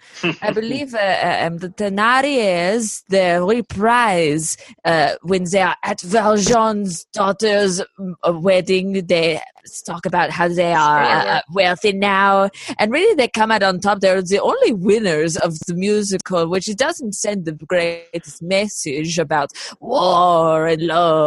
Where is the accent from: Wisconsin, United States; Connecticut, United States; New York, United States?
Connecticut, United States; New Haven; Oh, Connecticut.